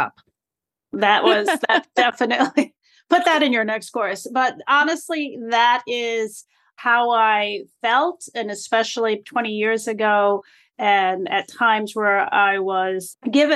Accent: New York, United States; accent: New Yorkie; Don't let my New Yorkie accent fool you that I'm like third generation Rican here

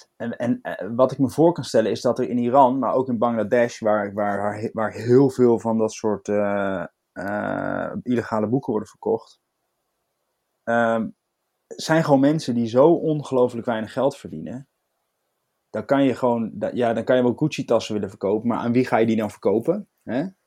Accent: Netherlands

